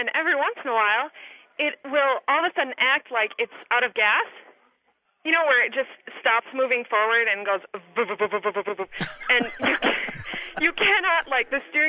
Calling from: Hudson, Wisconsin, United States; I'm from Hudson, Wisconsin.

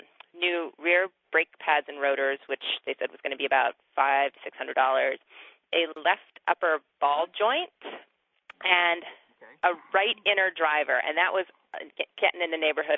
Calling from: Somerville, Massachusetts, United States; I'm calling from Somerville.

